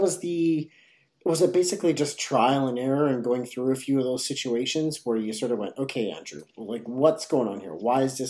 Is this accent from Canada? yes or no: yes; Canada; me growing up in Canada, you know, within, I haven't moved outside and lived outside of 100 miles or 100 right. kilometers even from where I'm